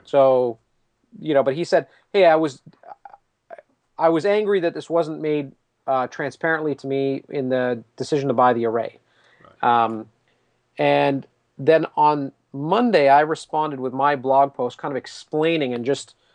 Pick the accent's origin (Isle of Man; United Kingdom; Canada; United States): Canada; I'm Canadian